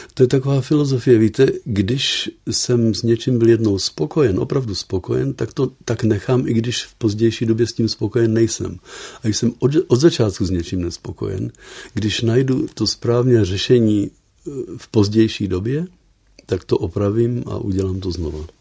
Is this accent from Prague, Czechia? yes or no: yes; Prague, Czechia; moved away as an adult; now in Netherlands; já jsem z Prahy původně, ale vlastně už 50 let nemluvím česky